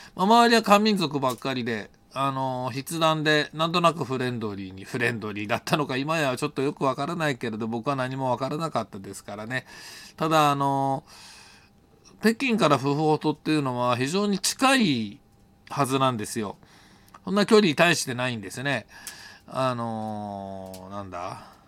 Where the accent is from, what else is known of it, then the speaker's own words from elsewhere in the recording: Japan; 「日本人だ」って言ったら